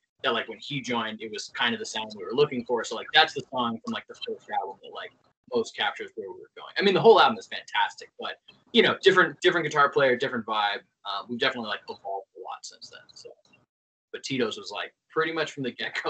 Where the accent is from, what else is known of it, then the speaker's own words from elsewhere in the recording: East Coast, United States; And we're all from the East Coast.